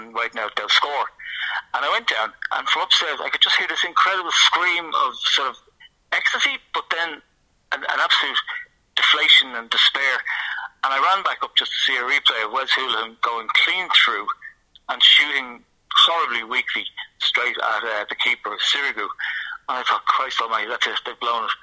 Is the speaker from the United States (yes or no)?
no; Ireland; as an Irishman